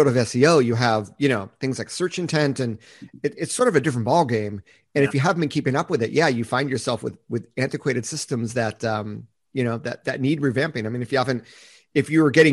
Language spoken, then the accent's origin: English; United States; also born or lived in Japan